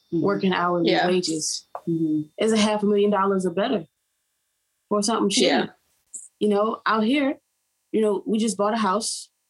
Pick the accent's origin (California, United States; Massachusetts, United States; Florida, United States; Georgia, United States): Georgia, United States; Atlanta; I'm from Atlanta. I've been here for 10 years, so I'm from here.